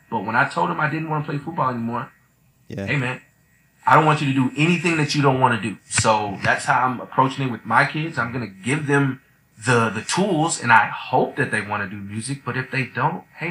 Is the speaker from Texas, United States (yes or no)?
yes; Austin, Texas, United States; I grew up in Austin